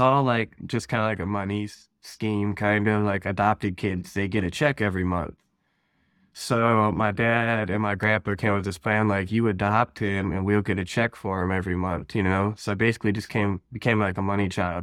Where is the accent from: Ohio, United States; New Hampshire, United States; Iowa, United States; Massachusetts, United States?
Ohio, United States; I'm from Ohio, born and raised out here.